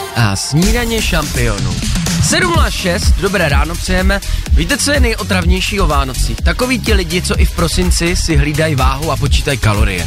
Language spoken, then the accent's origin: Czech; Moravia, Czechia; já jsem z Moravy